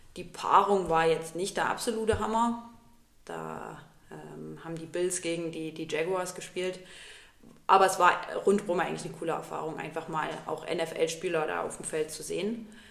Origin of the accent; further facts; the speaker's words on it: Plauen, Saxony, Germany; moved away as an adult; now in Dresden, Germany; Ursprünglich komme ich aus Plauen im Vogtland.